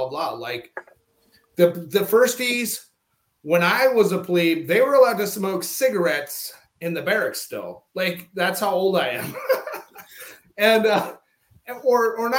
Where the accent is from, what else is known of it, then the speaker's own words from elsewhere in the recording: North Dakota, United States; moved away as an adult; I'm a kid from North Dakota, like that grew up feeling like part of a greater family